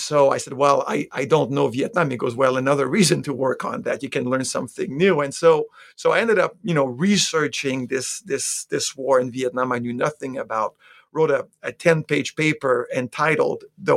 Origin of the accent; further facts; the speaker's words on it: Quebec City, Quebec, Canada; moved away; I'm actually from Quebec City in Canada, born and raised in Quebec City